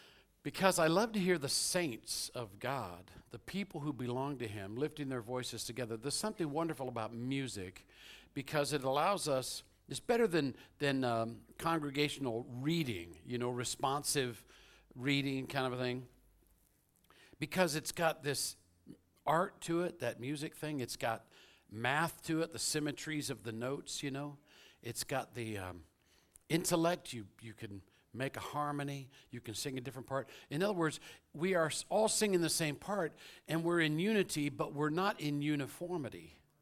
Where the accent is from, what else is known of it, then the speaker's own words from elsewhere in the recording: Louisville, Kentucky, United States; born there; I was born in Louisville, Kentucky. I was raised around the world, but my parents are from South Carolina and Georgia.